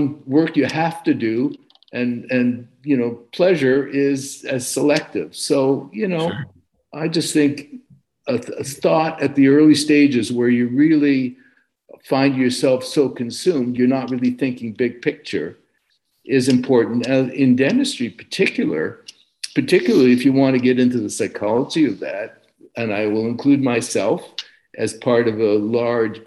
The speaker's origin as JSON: {"language": "English", "town": "Montreal", "region": "Quebec", "country": "Canada", "tie": "born or raised there", "also_born_or_lived": "Boston / Vancouver", "moved": "as an adult", "lives_now": "Los Angeles, United States", "said": "I grew up in Eastern Canada. I grew up in Montreal."}